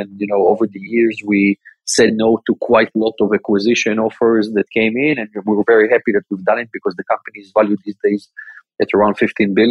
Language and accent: English; Tel Aviv, Tel Aviv District, Israel; born and grew up in Israel my entire life. Basically, I'm from the Tel Aviv area, went to school in Tel Aviv